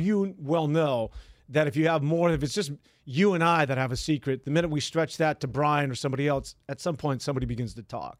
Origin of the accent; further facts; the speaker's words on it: San Francisco, California, United States; I grew up right here in San, in the mean streets of San Francisco